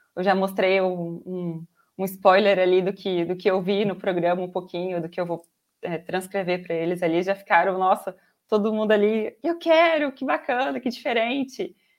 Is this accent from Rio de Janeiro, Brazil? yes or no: no; Araçatuba, São Paulo, Brazil; eu sou de Araçatuba, interior de São Paulo. É, nasci aqui, moro aqui